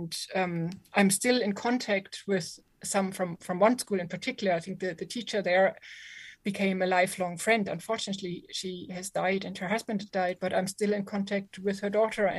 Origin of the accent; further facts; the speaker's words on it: near Cologne, North Rhine-Westphalia, Germany; English is a second language; moved away as an adult; also born or lived in Belfast / Dublin; now in Limerick, Ireland; Near Cologne, outside Cologne, on the wrong side of Cologne